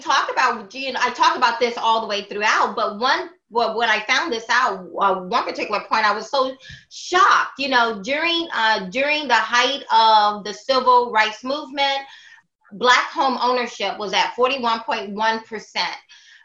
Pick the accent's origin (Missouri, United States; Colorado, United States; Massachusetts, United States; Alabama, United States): Alabama, United States; Southern; growing up in the Deep South off a pig farm in Southern Alabama